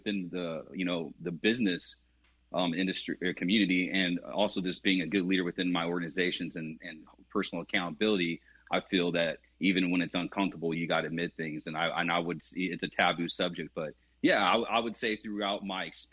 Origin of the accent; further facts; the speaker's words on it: California, United States; I grew up in California